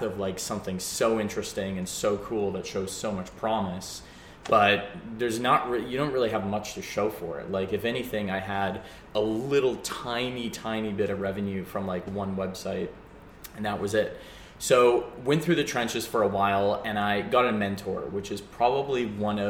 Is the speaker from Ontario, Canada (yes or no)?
no; Calgary, Alberta, Canada; moved away as an adult; now in Vancouver, Canada; I grew up in Calgary and I moved out. I actually moved here to Vancouver.